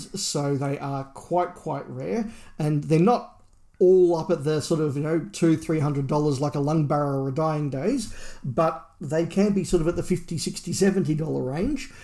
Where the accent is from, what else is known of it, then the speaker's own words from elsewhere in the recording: Australia; as an Australian